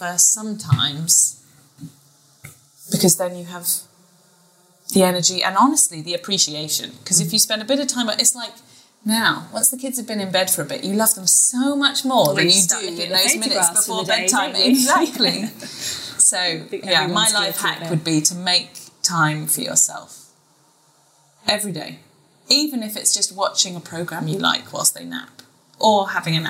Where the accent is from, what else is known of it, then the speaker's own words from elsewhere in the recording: United Kingdom; now in Dubai, United Arab Emirates; I'm a Brit in Dubai